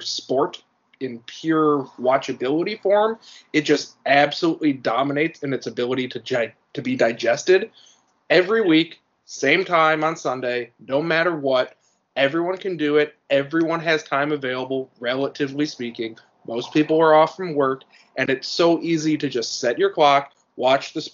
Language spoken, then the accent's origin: English; Cleveland, Ohio, United States; Growing up in Cleveland